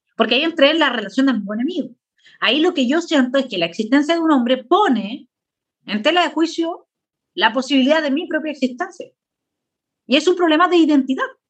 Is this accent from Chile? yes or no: yes; Chile; Ese, ese es mi país, ahí es donde yo nací, eh, eh, de Arica a Punta Arenas